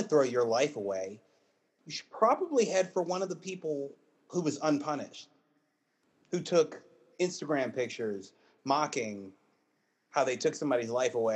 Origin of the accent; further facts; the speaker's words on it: Virginia, United States; I'm from Virginia